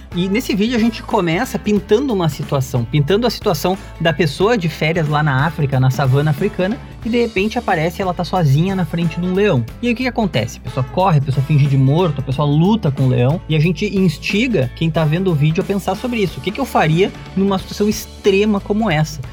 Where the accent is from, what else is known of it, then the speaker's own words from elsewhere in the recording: Porto Alegre, Rio Grande do Sul, Brazil; a gente é aqui de Porto Alegre